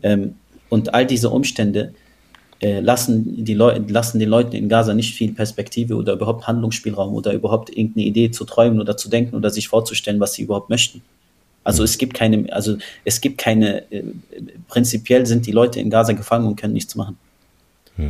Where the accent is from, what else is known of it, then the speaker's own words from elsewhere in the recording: Berlin, Germany; ich bin in Berlin groß geworden und aufgewachsen